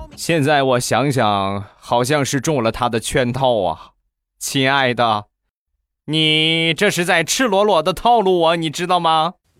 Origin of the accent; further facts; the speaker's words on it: Rizhao, Shandong, China; 就是我们山东的日照，也就是我的家乡